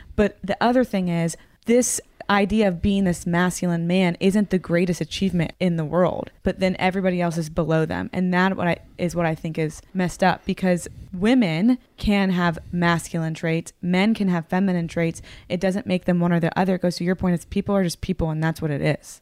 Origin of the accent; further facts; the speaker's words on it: the South, United States; I grew up in the South, very sheltered one